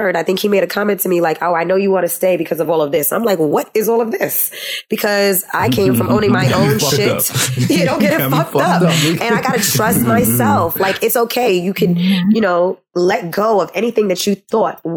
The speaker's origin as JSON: {"language": "English", "town": "New York City", "region": "New York", "country": "United States", "said": "we are from New York City"}